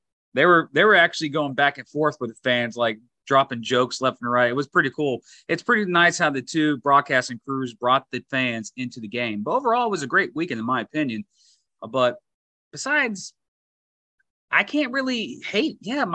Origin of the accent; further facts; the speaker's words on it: Jackson, United States; I'm from Jackson